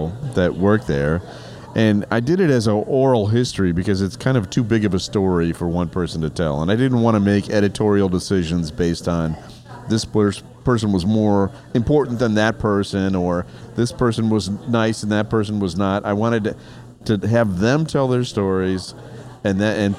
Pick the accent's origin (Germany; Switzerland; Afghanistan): Germany; now in Chicago, United States; Kevin found out that I spoke German. I grew up in Germany. I spoke fluent German.